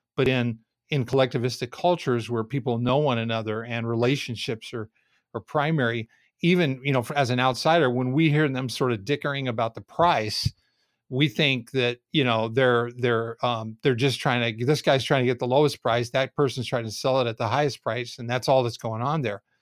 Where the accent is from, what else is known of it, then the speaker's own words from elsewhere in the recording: Southern California, United States; I grew up in Southern Cal, basically from the time I was four years old